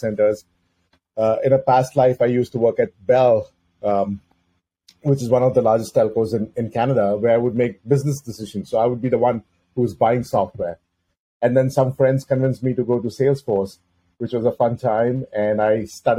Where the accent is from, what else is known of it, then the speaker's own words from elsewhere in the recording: Mumbai, Maharashtra, India; moved away as an adult; now in North America; I grew up in Mumbai, India